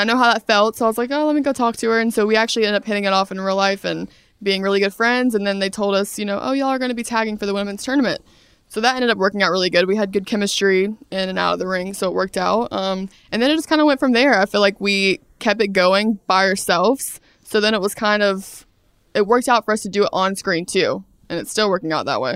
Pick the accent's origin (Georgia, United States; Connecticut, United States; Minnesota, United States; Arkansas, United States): Georgia, United States; Brunswick; moved away as an adult; I'm from Brunswick, Georgia, South Georgia